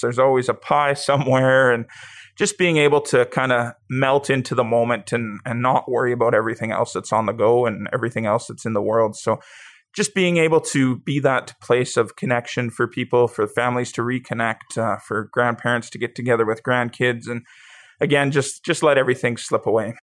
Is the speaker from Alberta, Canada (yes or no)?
yes; Pincher Creek, Alberta, Canada; also born or lived in Taber, Alberta; Growing up in Pincher, there was about thirty-five hundred people